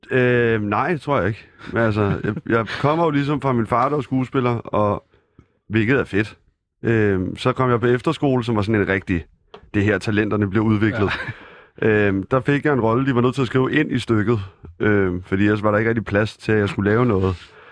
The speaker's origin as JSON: {"language": "Danish", "town": "Copenhagen", "region": "Capital Region of Denmark", "country": "Denmark", "tie": "born or raised there", "said": "Jeg er fra Østerbro. Du er fra Østerbro? Ja. Det er mondæne Østerbro. Det var det ikke dengang. Det var det ikke? Nej. Det var øh, stilagsarbejdere og tømmer hele lortet."}